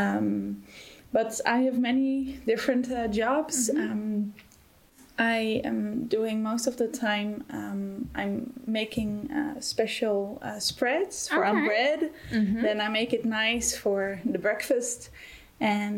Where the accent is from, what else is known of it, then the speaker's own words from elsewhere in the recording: Netherlands; moved away as an adult; now in Germany; I'm originally from the Netherlands, and I'm here since February this year